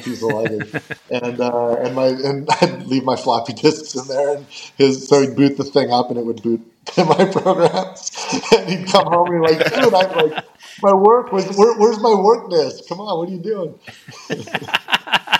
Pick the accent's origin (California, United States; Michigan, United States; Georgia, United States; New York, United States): California, United States; also born or lived in Fairfax, Virginia / Nashville, Tennessee; my mom left him, and he took me, and we moved to California